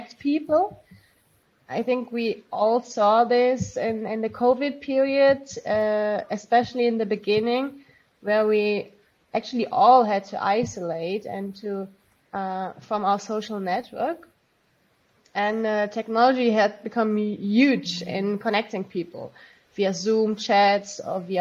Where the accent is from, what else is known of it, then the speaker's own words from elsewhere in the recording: Belgium; moved away as an adult; now in Maastricht, Netherlands; I'm from Belgium and I'm a PhD student at Maastricht University, so in the Netherlands.